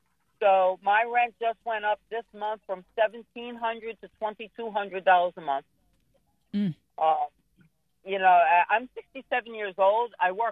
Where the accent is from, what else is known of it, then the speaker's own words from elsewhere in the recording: New York, United States; now in Florida, United States; No. I came from New York originally. But it's been over 20 years. But now my family is here.